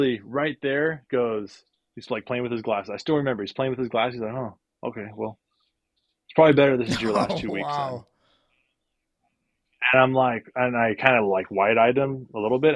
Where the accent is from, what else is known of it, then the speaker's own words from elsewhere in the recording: Northern California, United States; now in San Diego, United States; we're from Northern California where it's a little bit cheaper and we have a little bit more family support